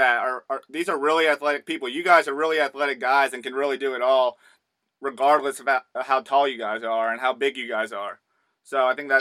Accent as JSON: {"language": "English", "region": "Southeast", "country": "United States", "said": "I'm from the Southeast, so we don't get a ton of snow down here"}